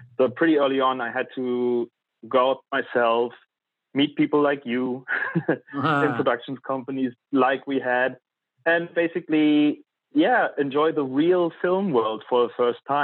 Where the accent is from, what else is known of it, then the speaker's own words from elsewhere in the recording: East Germany, Germany; moved away as an adult; also born or lived in London; I was born in East Germany.